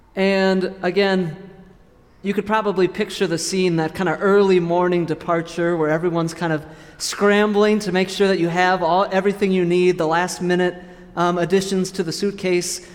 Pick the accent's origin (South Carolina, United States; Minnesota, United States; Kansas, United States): Kansas, United States; moved away as an adult; now in Wisconsin, United States; I'll go back to my home state, to Kansas.